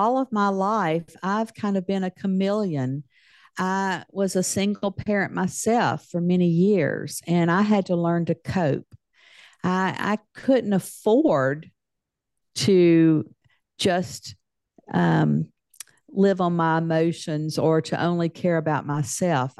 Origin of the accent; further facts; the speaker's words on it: Deep South, United States; I grew up in the South in the United States, in the Deep South.